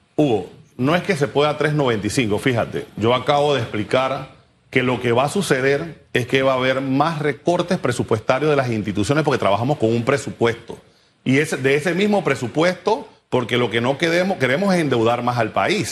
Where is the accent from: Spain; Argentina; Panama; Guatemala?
Panama; como panameño, como persona eh, igual que cualquier otro de la clase media